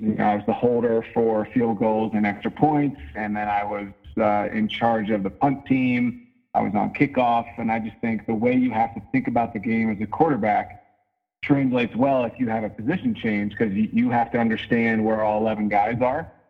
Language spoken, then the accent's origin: English; just outside of Philadelphia, Pennsylvania, United States; now in Denver, United States; I grew up just outside of Philadelphia